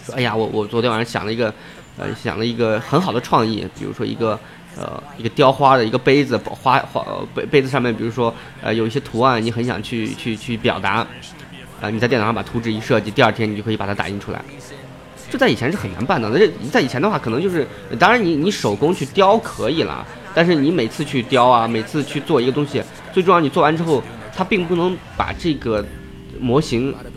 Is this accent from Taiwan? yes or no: no; Xi'an, Shaanxi, China; 其实我现在，呃，工作的，呃，包括自己，呃，我自己在，呃，生活的地方是，呃，西安，呃，在我老家